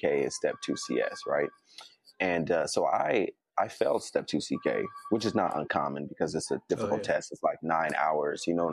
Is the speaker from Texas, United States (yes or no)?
no; Berkeley, California, United States; being from the Bay Area, that's where I'm from Berkeley